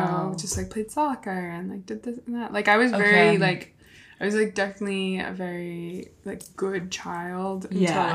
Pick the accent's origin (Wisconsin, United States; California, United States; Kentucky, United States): California, United States; Davis; I was born and raised in California